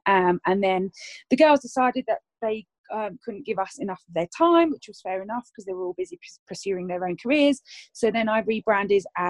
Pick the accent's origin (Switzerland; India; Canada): Switzerland; now in Essex, United Kingdom; I am originally from Switzerland